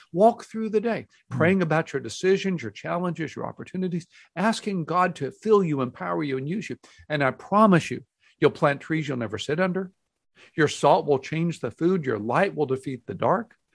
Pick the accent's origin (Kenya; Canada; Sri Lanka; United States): United States; Houston, Texas; now in Dallas, United States; I grew up in Houston